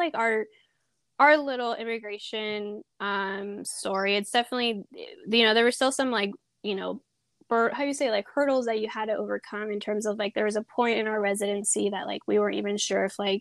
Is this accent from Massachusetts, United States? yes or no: no; Sonoma County, California, United States; also born or lived in Peru; I grew up in Sonoma County for most of my life, more up north.